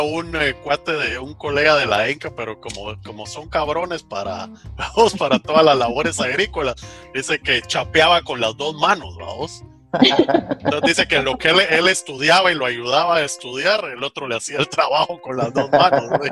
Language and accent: Spanish; Santa Lucía, Guatemala; en Santa Lucía, vamos, donde soy